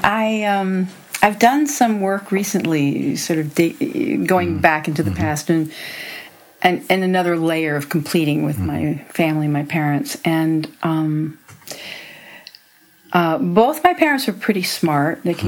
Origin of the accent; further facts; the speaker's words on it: Hempstead, New York, United States; moved away as an adult; also born or lived in Okmulgee, Oklahoma / Manhasset, New York; I grew up on Long Island, in Hempstead, and later Manhasset